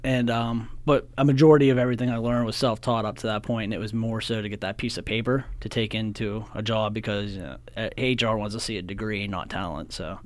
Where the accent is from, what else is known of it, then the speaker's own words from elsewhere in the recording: Cresson, Pennsylvania, United States; I'm from Crescent. I graduated from Penn Cambry in two thousand six